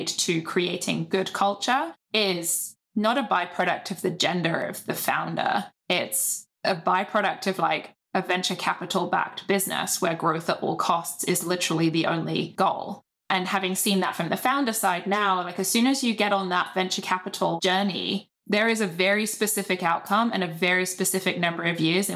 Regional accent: United Kingdom; being British

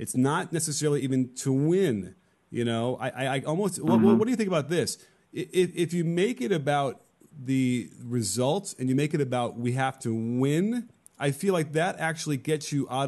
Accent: Chicago, Illinois, United States; now in Los Angeles, United States; I grew up in Chicago

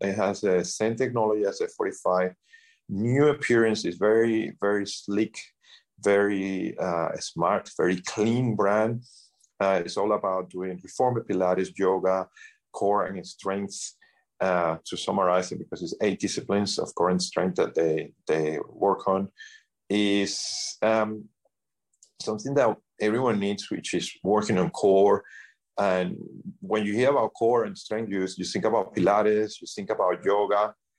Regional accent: Sydney, New South Wales, Australia; moved away; As I say, we came from Australia, Sydney, Australia.

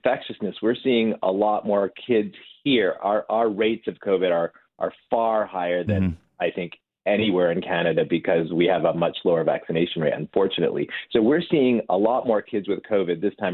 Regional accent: Detroit, Michigan, United States; moved away as an adult; now in Indiana, United States; I was born in Detroit, and I grew up in Michigan

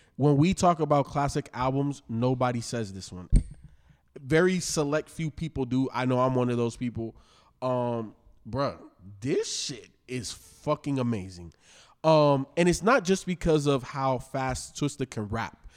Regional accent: Chicago, Illinois, United States; I am from Chicago

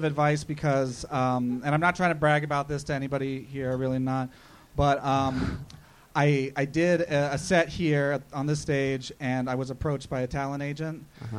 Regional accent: Bermuda Dunes, California, United States; I have a friend who gets really mad when I say I'm from Palm Springs. I'm really from Bermuda Dunes, but no one knows where that is.

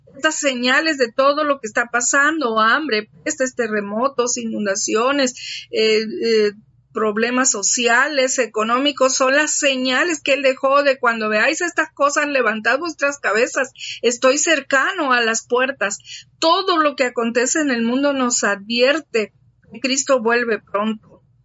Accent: Tabasco, Mexico; un río de aquí de mi tierra

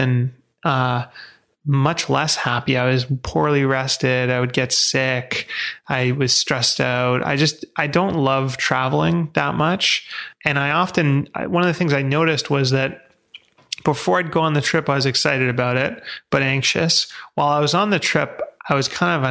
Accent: Vancouver, British Columbia, Canada; I grew up in Vancouver

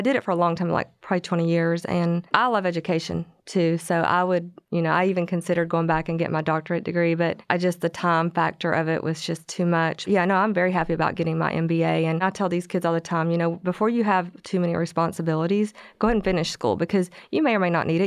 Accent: Corsicana, Texas, United States; moved away as an adult; I grew up in Corsicana

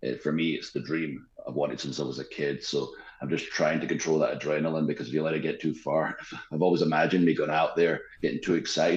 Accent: Scotland, United Kingdom; moved away as an adult; also born or lived in Tampa, Florida, United States; now in Nashville, United States; I grew up in Scotland. It's cold and wet all the time. And then I moved to America, and I moved to Tampa

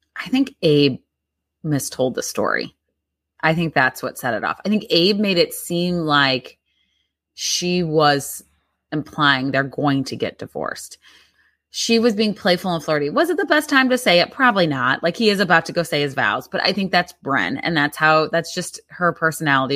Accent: Midwest, United States; growing up in the Midwest

